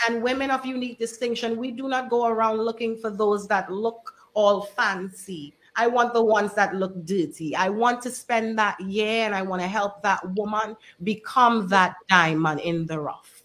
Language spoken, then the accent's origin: English; Trinidad & Tobago; also born or lived in United States; now in Dominica